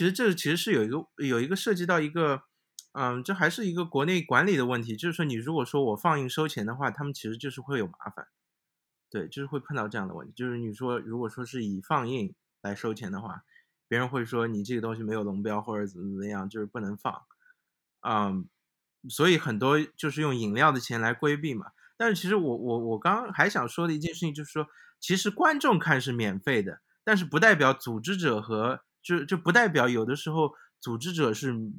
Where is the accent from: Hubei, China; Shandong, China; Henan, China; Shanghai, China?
Shanghai, China; 因为我自己是上海人